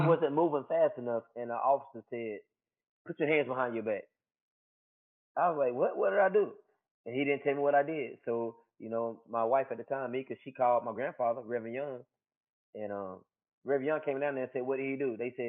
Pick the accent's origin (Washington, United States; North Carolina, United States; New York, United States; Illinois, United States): North Carolina, United States; Cleveland County, Shelby; we're from Cleveland County, Shelltown